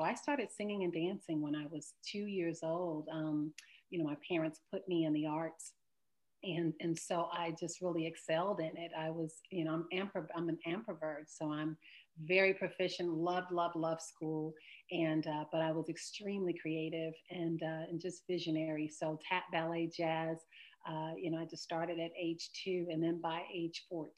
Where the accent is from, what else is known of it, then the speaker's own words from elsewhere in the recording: Chicago, Illinois, United States; now in Los Angeles, United States; I'm from Chicago and have lived in Los Angeles since the early 90s